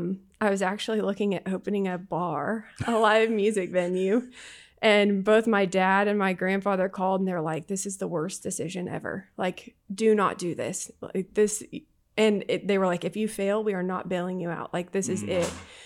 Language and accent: English; Kansas, United States; now in Houston, United States; So I grew up in a small town in Southeast Kansas. I grew up on a farm.